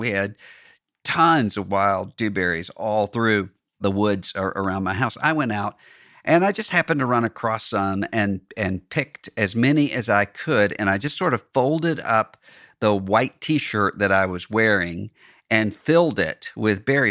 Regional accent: Mississippi, United States; my home state, Mississippi

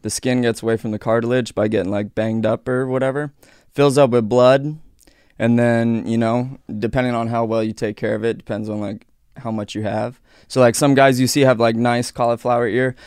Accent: Aurora, Colorado, United States; I grew up in Aurora, Colorado

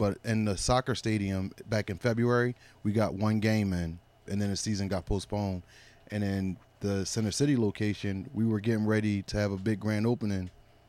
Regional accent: Philadelphia, Pennsylvania, United States; No, I'm from Philadelphia.

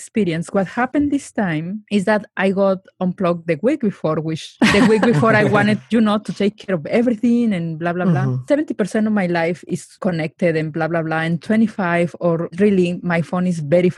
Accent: Mexico; now in Silicon Valley, United States; I grew up in Mexico. I grew up without internet, without even cell phone, without anything

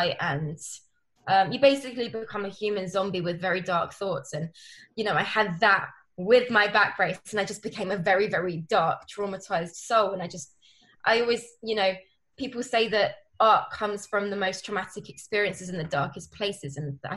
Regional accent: London, United Kingdom; I'm from Northwest London.

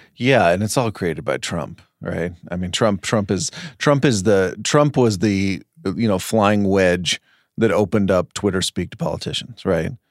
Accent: Texas, United States; I, as a Texan

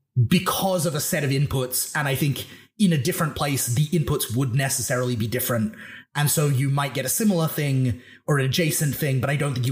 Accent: Australia; born there; Yeah. I mean, I am Australian by birth.

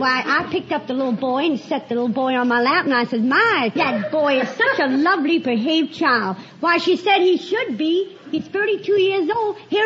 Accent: Norfolk, Virginia, United States; Me, I'm born and raised in Norfolk, Virginia.

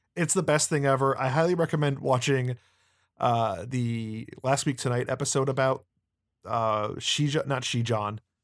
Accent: United States; as an American

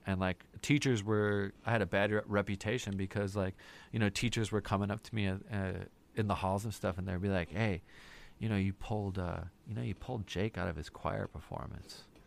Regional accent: Wheaton, Illinois, United States; also born or lived in Hanover Park / Lake in the Hills; I grew up mostly in Wheaton.

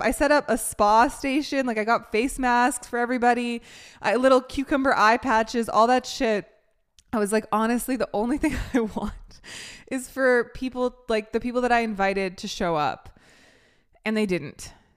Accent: Canada; now in United States; I'm from Canada.

